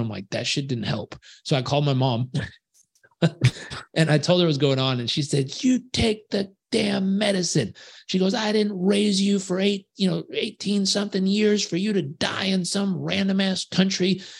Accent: Southern California, United States; I grew up in Southern California

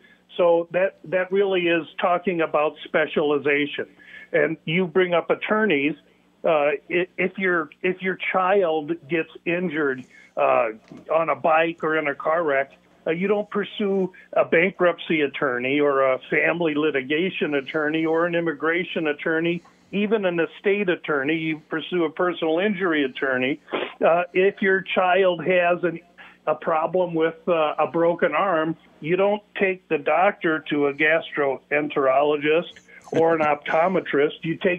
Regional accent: Omaha, Nebraska, United States; And number two, I was raised in Omaha, Nebraska. And so I took much of my early business advice, like everyone in Omaha, Nebraska does

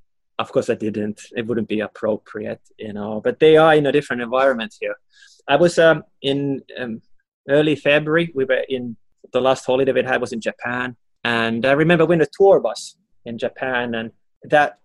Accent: Finland; moved away as an adult; now in Hong Kong; Finland, my home country, Finland

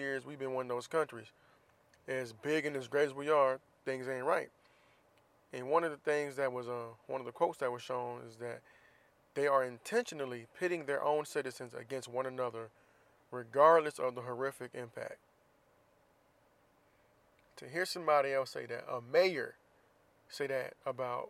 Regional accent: Florida, United States; I'm from Florida, so people know I'm from Florida

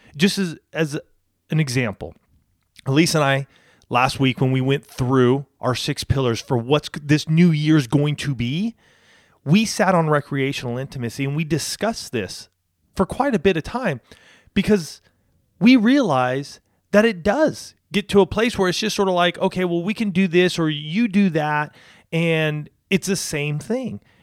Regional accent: Banning, California, United States; moved away as an adult; also born or lived in Spokane, Washington / San Diego / Orange County; we were living in Banning, which is where I grew up with my folks.

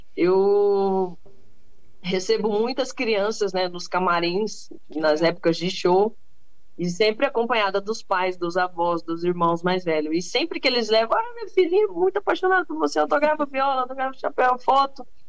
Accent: Cuiabá, Mato Grosso, Brazil; Cuiabá, Meu né? Que, um exemplo a minha terra natal

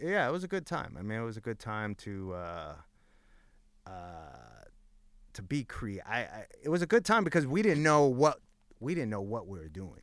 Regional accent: Los Angeles, California, United States; At the time that I grew up in East LA, like in my high school alone, there was 50 DJs

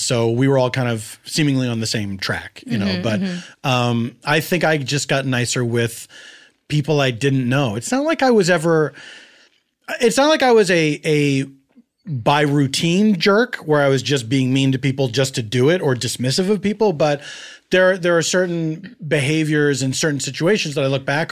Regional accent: Philadelphia, Pennsylvania, United States; I grew up in Philadelphia in a neighborhood called Mount Airy

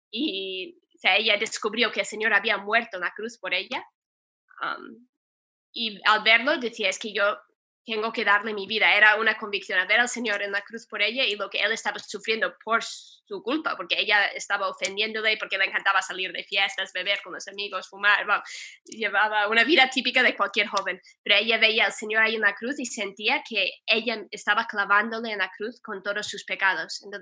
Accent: Ohio, United States; accent: American mixed with Spanish from Spain; Spanish is a second language; soy de Estados Unidos, de Ohio originalmente, Um, notarán que hablo un poco con acento americano mezclado con acento de España

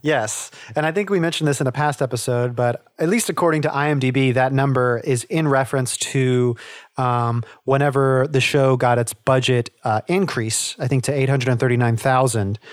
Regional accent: the South, United States; I grew up in the South, and so there's, you know, quote unquote, redneck, uh, is sort of the culture down here.

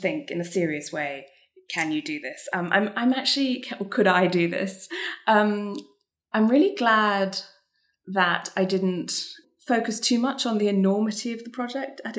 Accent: Singapore; I'm half Singaporean and I grew up in Singapore

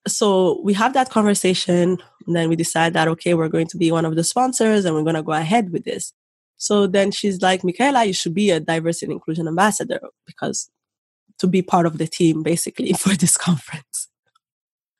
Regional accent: Rwanda; now in Canada; the Rwandan in me

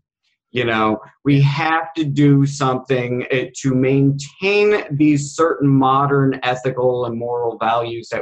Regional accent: United States; I'm an American Indian Federalist

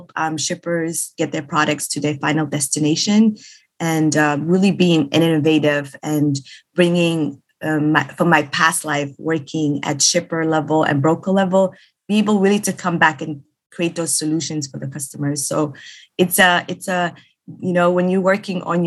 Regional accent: Somalia; now in Minnesota, United States; I am originally from Somalia

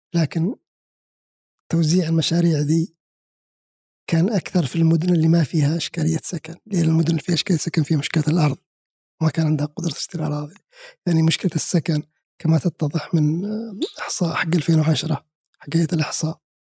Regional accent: Saudi Arabia; انا كسعودي

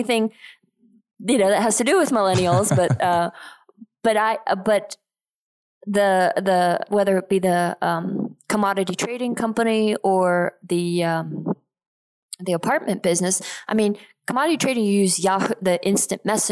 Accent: Geneva, Switzerland; moved away; also born or lived in Texas; I grew up in Geneva, Switzerland, and my dad lives there

